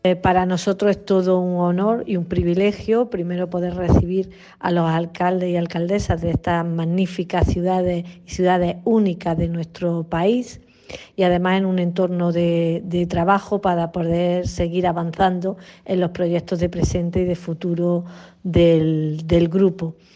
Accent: Andalusia, Spain

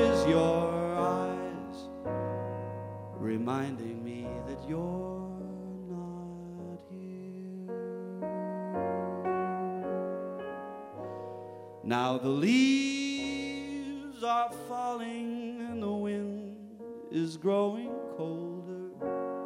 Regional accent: Minnesota, United States; as a Minnesotan, you either like fall and the cooler temperatures or you live a pretty miserable life here

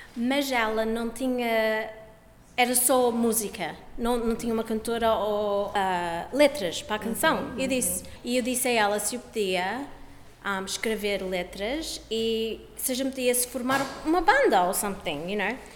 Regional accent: Australia; eu nasci aqui na Austrália

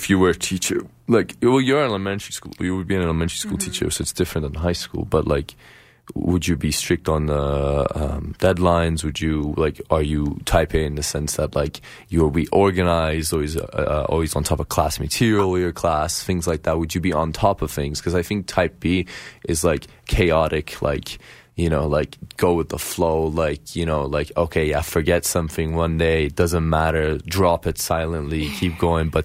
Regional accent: Tehran, Tehran Province, Iran; now in Calgary, Canada; I come from the Middle East, so and from Tehran

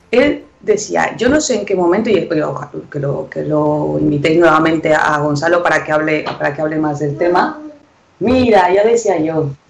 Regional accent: Mexico; Los reyes de los tutoriales somos los mexicanos.

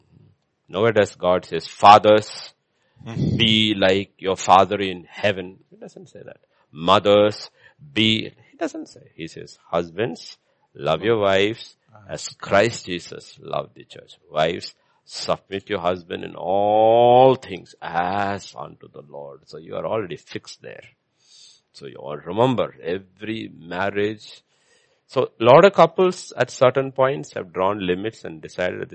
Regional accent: India; I'm an Indian

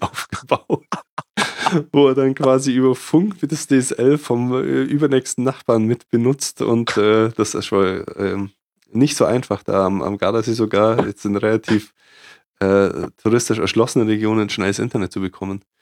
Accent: Germany; ich bin Deutsche

